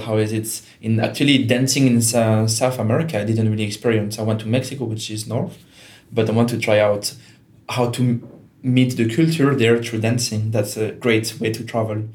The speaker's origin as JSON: {"language": "English", "region": "Geneva", "country": "Switzerland", "tie": "born or raised there", "also_born_or_lived": "Germany", "first_language": "French", "second_language": "English", "moved": "as an adult", "lives_now": "Portugal", "said": "I'm from Geneva in Switzerland, which is a very international city."}